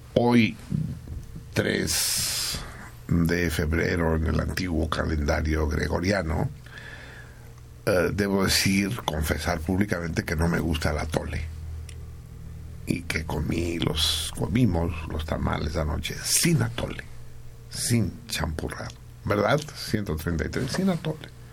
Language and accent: Spanish; Mexico; nosotros, los mexicanos